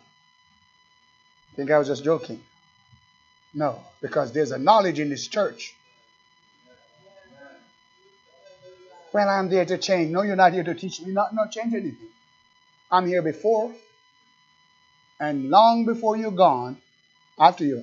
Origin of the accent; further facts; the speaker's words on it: Jamaica; accent: Jamaican; That's my Jamaican accent